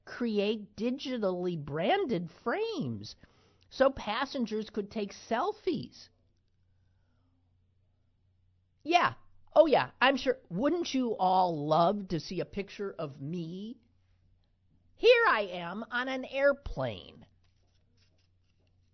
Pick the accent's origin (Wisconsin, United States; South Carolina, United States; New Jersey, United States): Wisconsin, United States; Green Bay; my hometown, Green Bay, Wisconsin